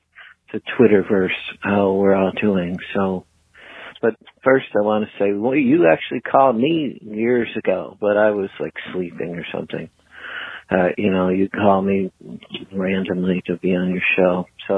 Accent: Michigan, United States; Yeah, so I'm an artist from Michigan.

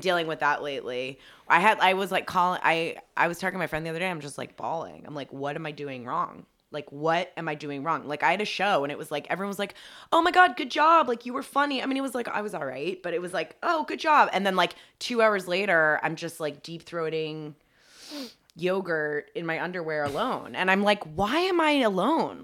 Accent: Dunwoody, Georgia, United States; now in California, United States; I grew up in Atlanta, and I grew up in Dun-, it, it was actually Dunwoody, Georgia, so it was, like, the suburbs.

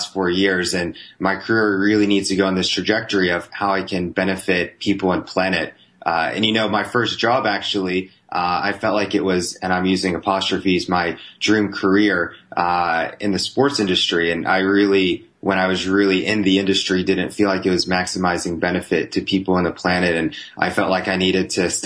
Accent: Pittsburgh, Pennsylvania, United States; moved away; I'd barely even met someone outside of Pittsburgh

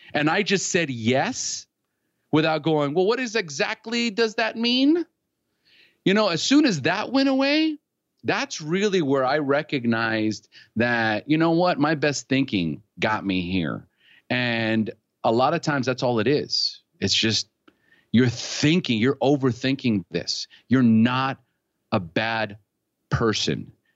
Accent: California, United States; moved away as an adult; now in Costa Rica; I was born in California. So I'm originally from, from the United States. I live in Costa Rica now, but, and I've been here for twenty years

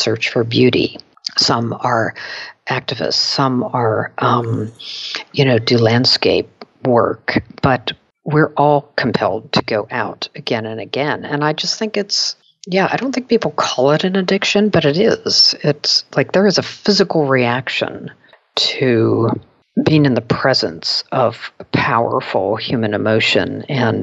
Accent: Pittsburgh, Pennsylvania, United States; my hometown of Pittsburgh

